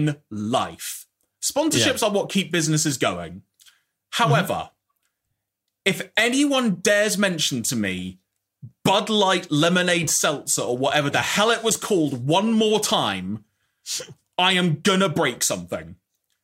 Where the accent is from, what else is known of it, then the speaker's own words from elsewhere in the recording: United Kingdom; I'm eternally British